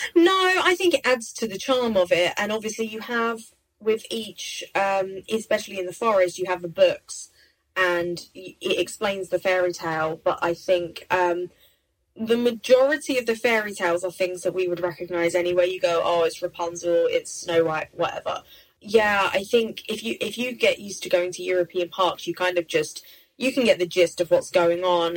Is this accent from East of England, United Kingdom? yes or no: yes; Essex, East of England, United Kingdom; I grew up in Essex um, near London